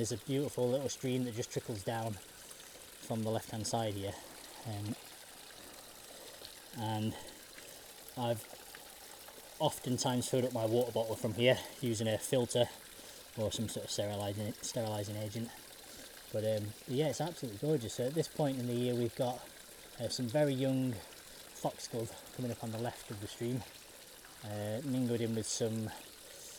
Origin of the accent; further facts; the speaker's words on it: Sheffield, Yorkshire and the Humber, United Kingdom; growing up in Sheffield